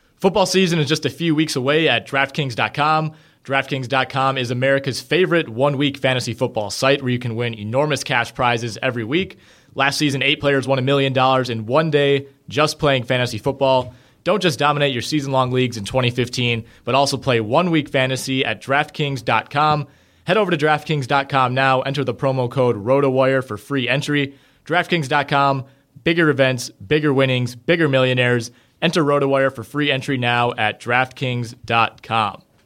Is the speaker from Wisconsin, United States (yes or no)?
yes; Green Bay, Wisconsin, United States; now in Madison, United States; I was born and raised in Green Bay